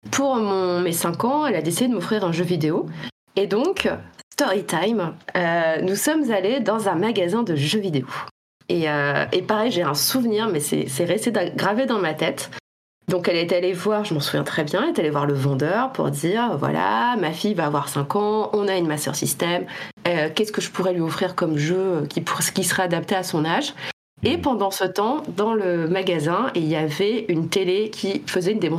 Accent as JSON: {"language": "French", "town": "Reims", "region": "Grand Est", "country": "France", "tie": "born or raised there", "said": "je dis de Reims. Voilà, je viens de Reims. parce que c'est là où j'ai vécu le plus longtemps avant, avant ma vie d'adulte."}